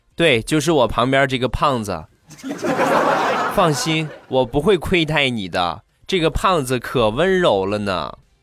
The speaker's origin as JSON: {"language": "Chinese", "town": "Rizhao", "region": "Shandong", "country": "China", "tie": "born or raised there", "said": "我家乡特产日照绿茶"}